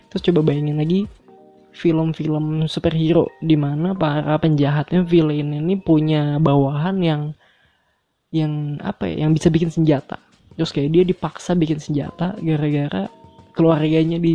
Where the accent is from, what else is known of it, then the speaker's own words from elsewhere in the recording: Bandung, West Java, Indonesia; moved away as an adult; now in Surakarta, Indonesia; Gue kuliah di Solo nih, sedangkan gue aslinya adalah dari Bandung. Seumur hidup gue habiskan di Bandung sampai SMA, dan gue tinggal di lingkungan yang homogen.